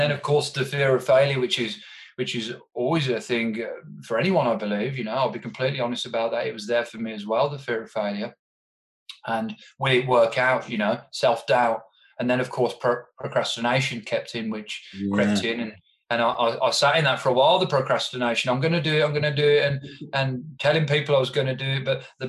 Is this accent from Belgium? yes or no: no; England, United Kingdom; now in Australia; As I said, I emigrated here from England, and you know, there's some hoops you have to jump through to be able to stay in Australia.